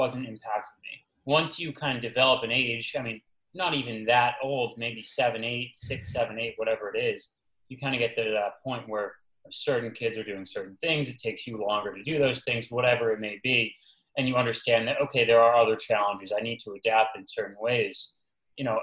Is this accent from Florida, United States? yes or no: no; Boston, Massachusetts, United States; I'm from Boston.